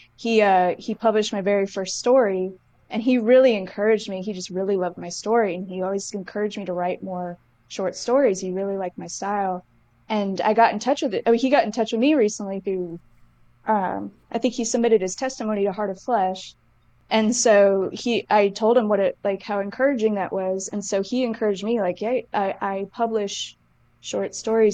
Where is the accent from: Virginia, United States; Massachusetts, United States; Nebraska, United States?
Massachusetts, United States; Somerset; where I grew up in Massachusetts